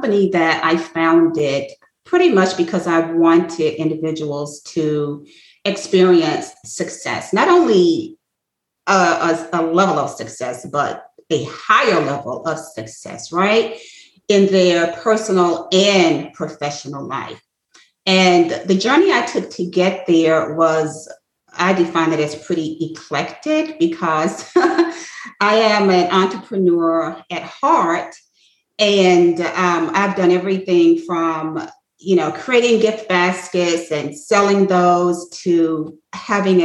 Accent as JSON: {"language": "English", "town": "Atlanta", "region": "Georgia", "country": "United States", "tie": "born or raised there", "moved": "yes", "lives_now": "Bluffton, United States", "said": "I grew up in Atlanta, Georgia"}